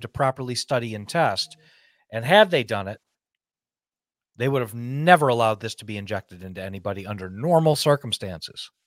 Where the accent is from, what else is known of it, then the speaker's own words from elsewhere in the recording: United States; as an American